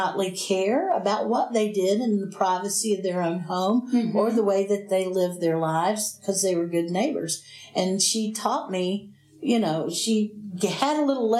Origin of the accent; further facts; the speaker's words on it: Robbinsville, North Carolina, United States; growing up in Robbinsville around my grandparents, I would go there and spend quite a bit of the year there as much as I could. And Robbinsville was a tiny little town, and this would have been in the late 60s and the 70s, and I was just a kid.